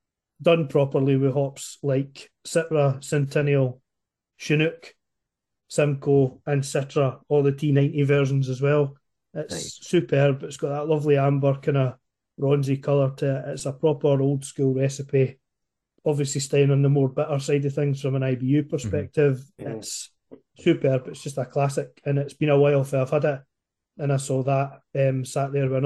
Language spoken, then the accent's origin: English; Scotland, United Kingdom; we're Scottish